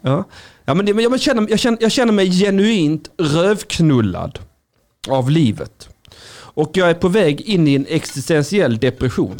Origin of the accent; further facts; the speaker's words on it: Skåne, Sweden; Jag är en blek kurd. Jag är skåning